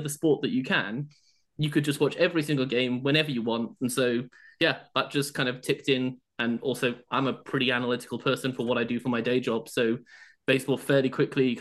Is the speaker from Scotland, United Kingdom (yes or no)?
no; Shropshire, West Midlands, United Kingdom; now in London, United Kingdom; I'm a country boy originally from a place called Shropshire